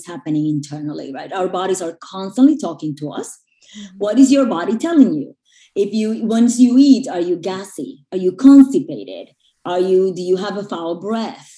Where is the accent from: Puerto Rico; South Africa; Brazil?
Puerto Rico; moved away as an adult; also born or lived in New York; I grew up in Puerto Rico and then I moved to New York when I was in my early 20s to go to school